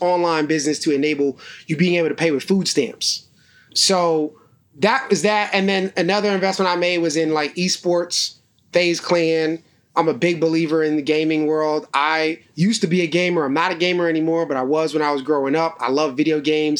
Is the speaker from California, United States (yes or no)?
no; New York City, New York, United States; my mother had joined a co-op back in Brooklyn where I grew up called the Park Slope Food Co-op